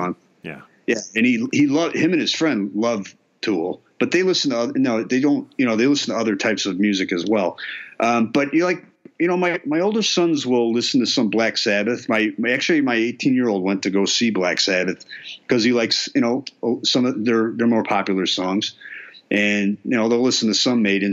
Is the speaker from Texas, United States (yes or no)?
no; Berwyn, Illinois, United States; I grew up in Berwyn